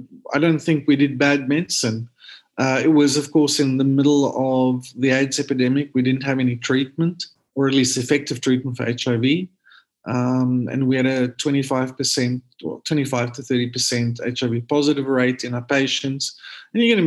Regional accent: Cape Town, Western Cape, South Africa; moved away; also born or lived in KwaZulu-Natal; I'm sure you can hear I'm from South Africa. So I grew up in Cape Town

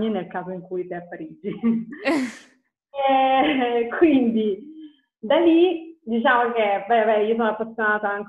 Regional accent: Apulia, Italy; moved away as an adult; now in Verona, Italy; mm, ho 31 anni, vivo a Verona e sono originaria della Puglia

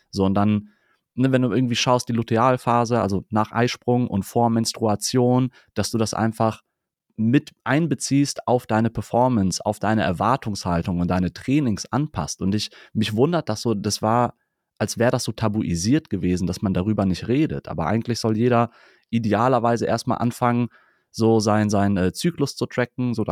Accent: Cologne, North Rhine-Westphalia, Germany; Ich bin in Ehrenfeld groß geworden

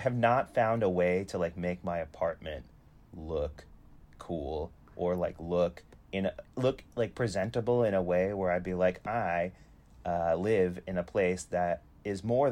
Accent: New Jersey, United States; I grew up in New Jersey

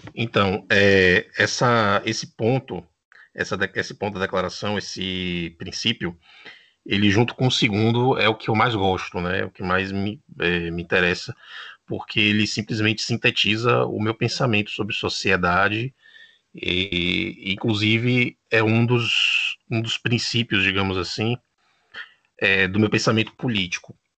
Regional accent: Bahia, Brazil; now in Uruguay; eu sou da Bahia, mas moro no Uruguai

